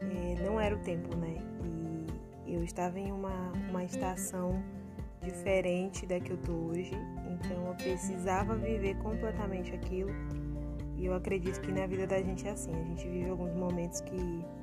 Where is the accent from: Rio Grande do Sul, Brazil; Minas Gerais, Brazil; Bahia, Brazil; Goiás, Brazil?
Bahia, Brazil; Chego eu aqui, né, com a minha cara que nem arde, como um bom baiano diz, recuperando todo, toda a graciosidade do meu sotaque original, né